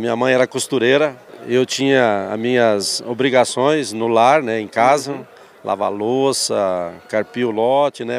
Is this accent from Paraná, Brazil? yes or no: yes; Palotina, Paraná, Brazil; also born or lived in Concórdia, Santa Catarina / São Paulo; eu aprendi e me criei em Palutina